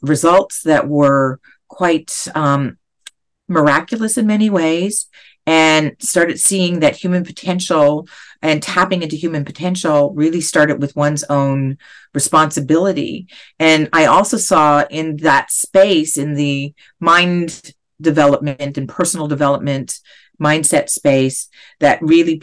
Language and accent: English; Canada; now in Los Angeles, United States; being Canadian, I had a socialistic upbringing